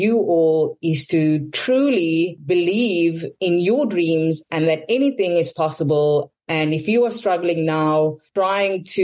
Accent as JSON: {"language": "English", "country": "South Africa", "said": "I'm South African"}